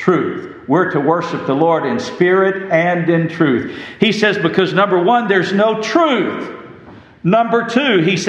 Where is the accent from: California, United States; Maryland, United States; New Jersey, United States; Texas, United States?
Texas, United States; West; I grew up in West Texas